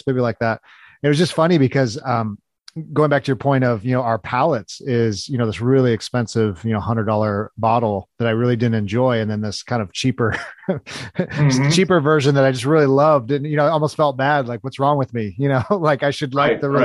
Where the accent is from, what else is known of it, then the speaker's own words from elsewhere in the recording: California, United States; now in Missouri, United States; I'm actually originally from California